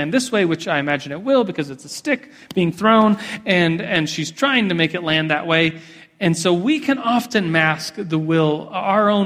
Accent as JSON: {"language": "English", "country": "United States", "said": "as an American with endless opportunities"}